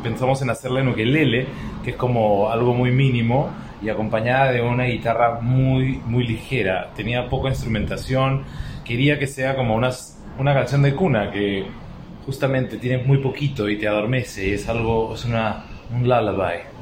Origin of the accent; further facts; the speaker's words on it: Lima, Peru; somos de Perú, de Lima